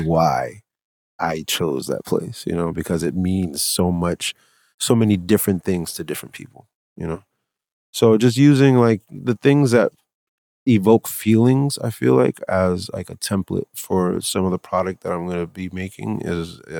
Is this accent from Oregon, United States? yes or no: no; Providence, Rhode Island, United States; So one of the things that was always captivating for me growing up in Providence was the view from Prospect Park.